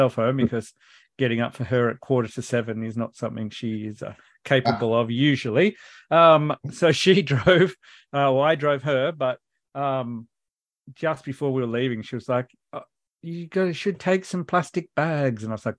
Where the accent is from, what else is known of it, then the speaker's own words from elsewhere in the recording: Canberra, Australian Capital Territory, Australia; I'm from Canberra.